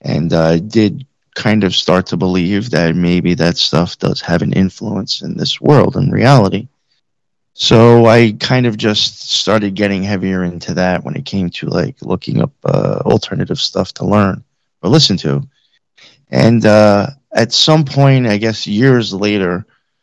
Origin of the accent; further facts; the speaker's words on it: Long Island, Suffolk County, New York, United States; also born or lived in Queens, New York / Nassau County, New York; I grew up in New York, on Long Island, my whole life. I grew up out in Suffolk County for the most part